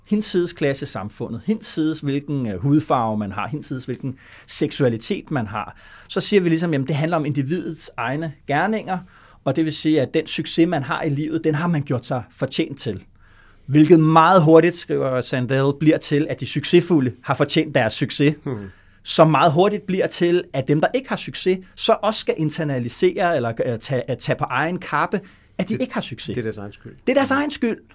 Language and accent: Danish; Vordingborg, Zealand, Denmark; jeg bor stadig i Vordingborg, hvor jeg kommer fra